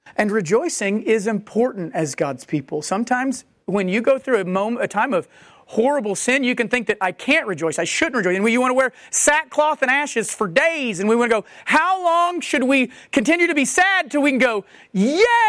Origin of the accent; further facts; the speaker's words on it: United States; as American Christians